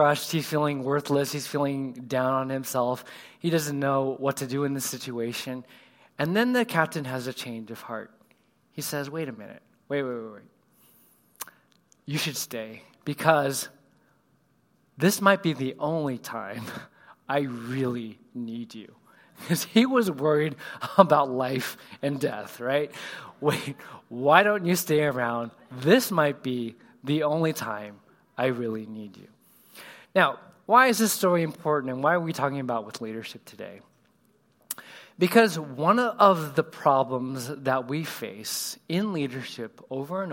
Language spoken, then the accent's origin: English; Southern California, United States; I grew up in California. I don't know if anybody else has Southern California roots